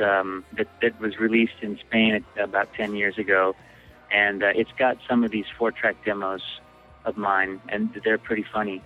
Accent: Bellingham, Washington, United States; also born or lived in Seattle, Washington; we came from Bellingham, Washington, an hour and a half north of Seattle

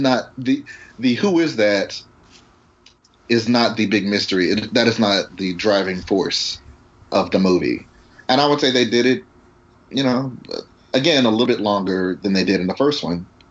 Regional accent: United States; growing up in America, being a black guy growing up in America

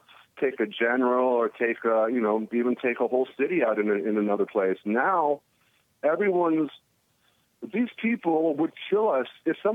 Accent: Chicago, Illinois, United States; I remember growing up in Chicago, like, I was like a rocker kid, heavy metal, long hair, leather jacket

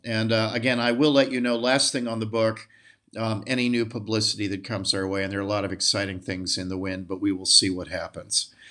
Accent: Ohio, United States; now in Milan, Italy; I grew up in Ohio, a good Midwestern boy

